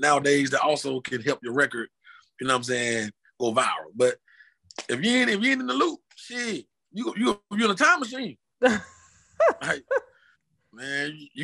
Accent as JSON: {"language": "English", "town": "Washington", "region": "Georgia", "country": "United States", "tie": "born or raised there", "moved": "as an adult", "lives_now": "Atlanta, United States", "said": "my hometown is Washington, Georgia, but like an hour some change from Atlanta"}